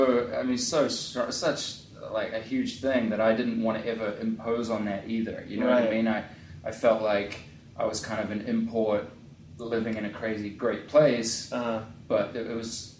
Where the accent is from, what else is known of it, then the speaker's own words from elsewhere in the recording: North East England, United Kingdom; born there; Captain Cook actually was born in the town that I was born in England.